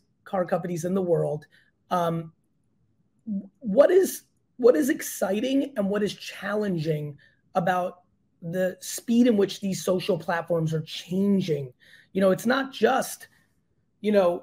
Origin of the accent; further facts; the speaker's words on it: New Jersey, United States; also born or lived in Belarus; Jersey via Belarus